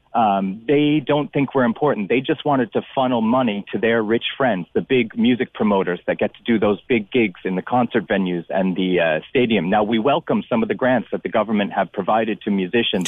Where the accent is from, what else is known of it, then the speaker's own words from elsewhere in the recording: United States; now in Cork, Ireland; I'm from America